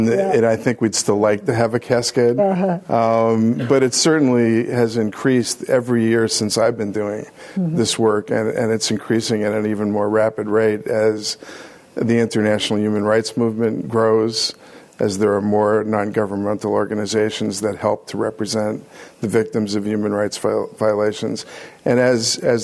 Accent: New York City, New York, United States; also born or lived in England; growing up in New York City, going to school in Harlem

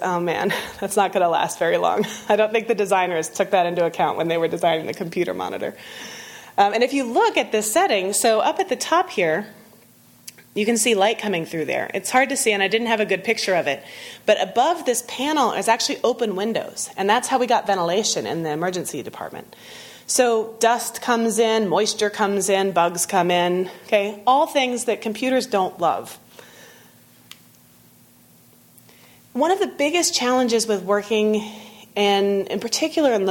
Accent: Texas, United States; moved away; I grew up in Texas

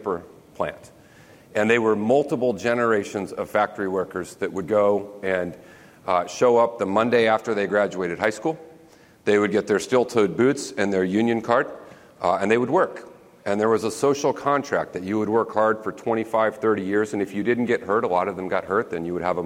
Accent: Smackover, Arkansas, United States; moved away; It was a small town, 1,100 people in our little town, Smackover, Arkansas

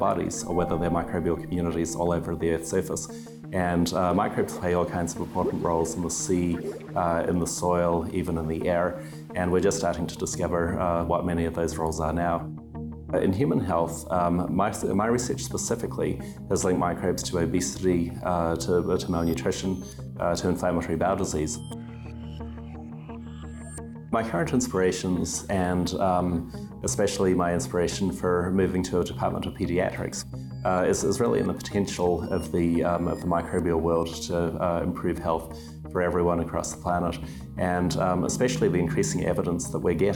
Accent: Dunedin, Otago, New Zealand; moved away as an adult; also born or lived in United States; now in San Diego, United States; I grew up in Dunedin, New Zealand, so it's on the South Island

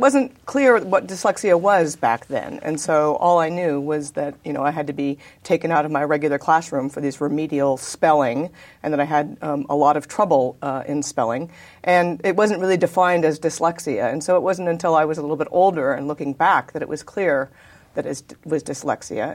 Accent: Davis, California, United States; also born or lived in San Diego, California; I was born in, uh, actually San Diego, California, but I was raised in Davis, California

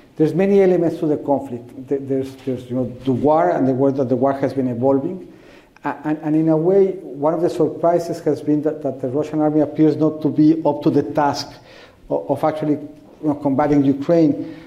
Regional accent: Mexico; I was from Mexico

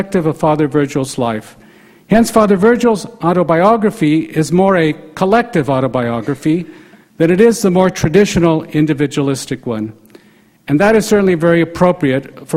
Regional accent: El Paso, Texas, United States; my own Catholic background growing up in El Paso, Texas, and attending Catholic schools there

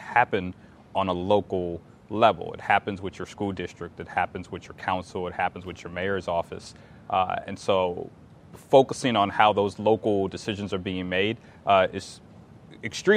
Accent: New Orleans, Louisiana, United States; moved away as an adult; now in Richmond, United States; I don't hail from Richmond. I hail from New Orleans, yeah. Louisiana. And as a senior in high school, my family suffered the effects of Hurricane Katrina

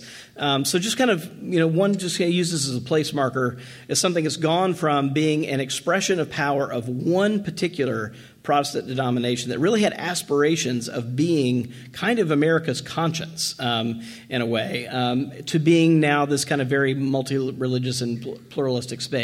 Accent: Washington, District of Columbia, United States; I'm from Washington, D.C.

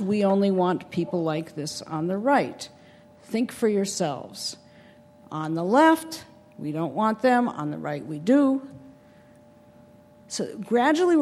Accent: Wisconsin, United States; when I was growing up in Wisconsin

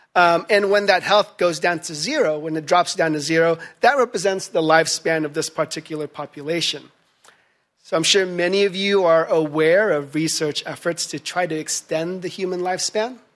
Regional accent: Philippines; moved away; my home country of the Philippines

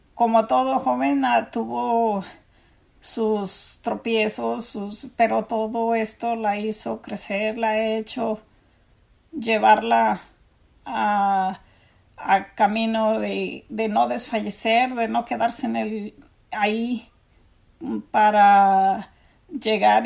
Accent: Mexico; moved away as an adult; now in San Diego County, United States

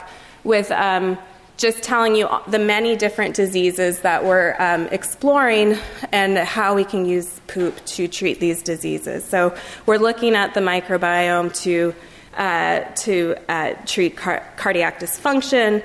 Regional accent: Livermore, California, United States; I'm from Livermore, California. It's in the east of San Francisco. And when I was growing up, there were only two exits

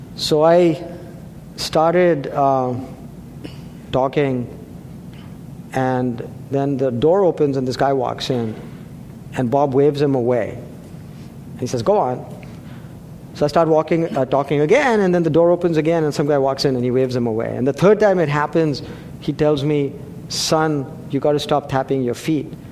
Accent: India; now in Atherton, United States; I grew up in India, we play cricket over there

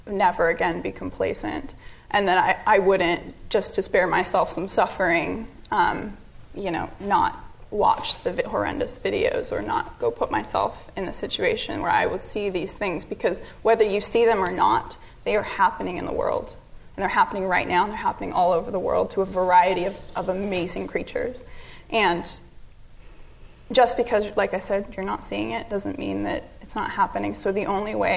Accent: Santa Monica, California, United States; I'm born and raised in Santa Monica

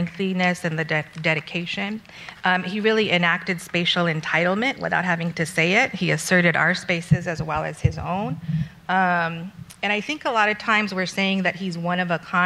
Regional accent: Montebello, California, United States; I'm from Montebello, right next to Pico Rivera

